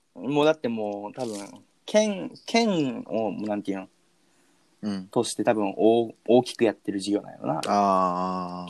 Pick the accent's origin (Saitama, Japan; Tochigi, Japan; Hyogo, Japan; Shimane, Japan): Hyogo, Japan; 俺、兵庫県出身やんか。